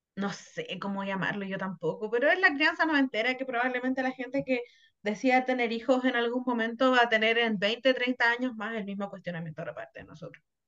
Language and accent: Spanish; Santiago, Santiago Metropolitan Region, Chile; soy una santiaguina